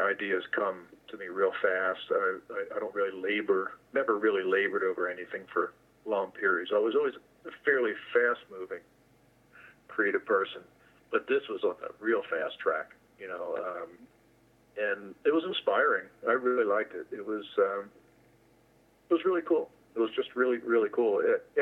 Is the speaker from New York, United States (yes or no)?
no; New Jersey, United States; I grew up in New Jersey